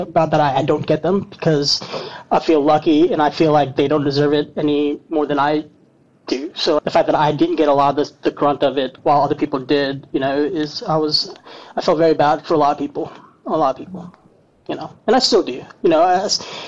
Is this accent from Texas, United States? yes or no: no; Louisville, Kentucky, United States; I'm from Louisville, Kentucky